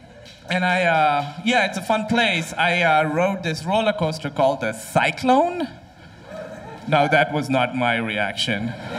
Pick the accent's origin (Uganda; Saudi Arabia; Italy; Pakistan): Pakistan; And I'm from Pakistan.